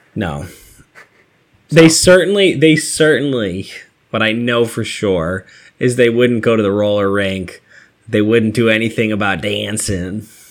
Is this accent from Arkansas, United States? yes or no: no; Massachusetts, United States; I'm from Massachusetts